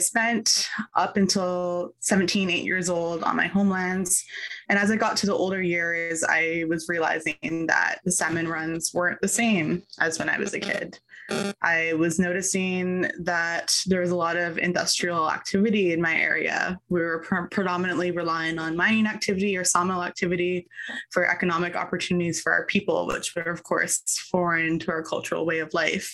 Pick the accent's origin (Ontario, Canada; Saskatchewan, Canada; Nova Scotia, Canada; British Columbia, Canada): British Columbia, Canada; Tsleil-Waututh First Nation; also born or lived in Dakelh territory, British Columbia; I am from Tsleil-Waututh First Nation